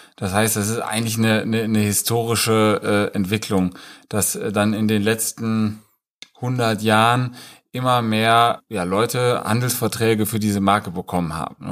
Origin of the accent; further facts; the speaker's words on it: Rheine, North Rhine-Westphalia, Germany; moved away as an adult; also born or lived in Munich; ich komme natürlich auch aus Rheine, lebe auch wieder in Rheine